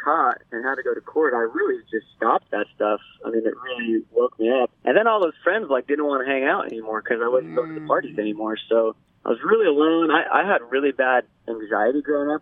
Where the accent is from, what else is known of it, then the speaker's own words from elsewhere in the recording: Ventura, California, United States; I grew up in Ventura, which is right by the beach